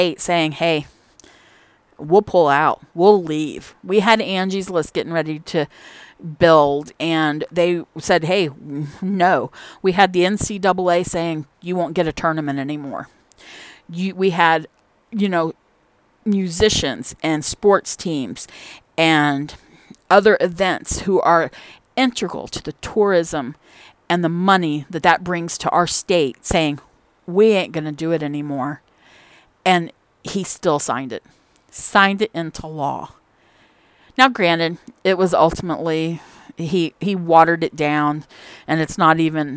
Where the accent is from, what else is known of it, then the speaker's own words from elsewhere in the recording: Indiana, United States; I'm from Indiana